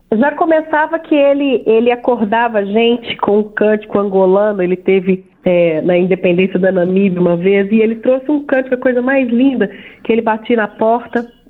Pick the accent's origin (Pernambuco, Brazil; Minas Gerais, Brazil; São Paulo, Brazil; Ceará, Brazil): Minas Gerais, Brazil; banks of the São Francisco River; also born or lived in Belo Horizonte; Eu nasci em Belo Horizonte, eu e minha irmã, mas nós fomos criadas nesse lugar onde o nosso pai fez questão de mostrar pra gente que é parte de nós. Então, as barrancas do São Francisco